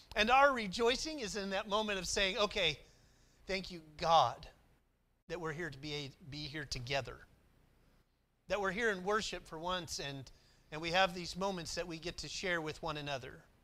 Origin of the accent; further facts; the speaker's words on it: McAlester, Oklahoma, United States; moved away; also born or lived in Lynchburg; I grew up in Oklahoma